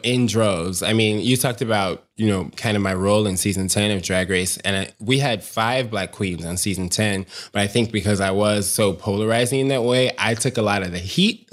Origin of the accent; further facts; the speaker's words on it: Chicago, Illinois, United States; I grew up, born and raised south side of Chicago